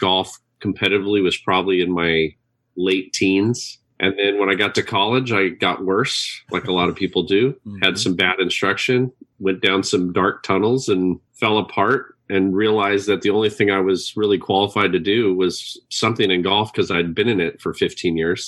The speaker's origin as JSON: {"language": "English", "town": "Los Angeles", "region": "California", "country": "United States", "tie": "born or raised there", "also_born_or_lived": "San Jose, California / Burbank, California", "said": "was born and raised in Hollywood, California"}